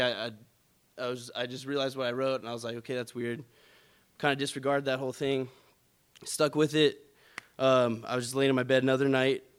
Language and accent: English; California, United States; moved away; born and raised in California